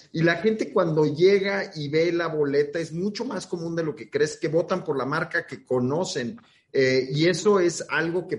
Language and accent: Spanish; Mexico City, Mexico; soy de Benito Juárez y hay un cierto orgullo